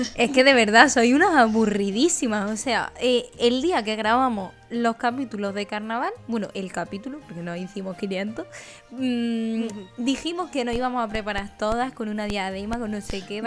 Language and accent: Spanish; Úbeda, Andalusia, Spain; moved away; en mi pueblo, Úbeda, Jaén